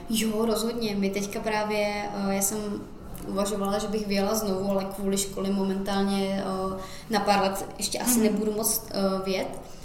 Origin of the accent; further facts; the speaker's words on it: Czechia; now in Ireland; když jsem odjížděla z Česka